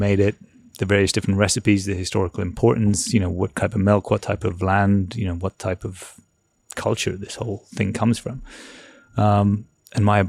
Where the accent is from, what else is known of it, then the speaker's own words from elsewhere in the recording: Ireland; moved away as an adult; now in London, United Kingdom; I grew up in Ireland. I studied in Ireland when I left college.